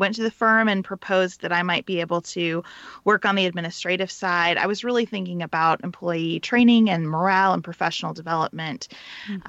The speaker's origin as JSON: {"language": "English", "region": "Western Kentucky", "country": "United States", "tie": "born or raised there", "said": "I grew up in Western Kentucky."}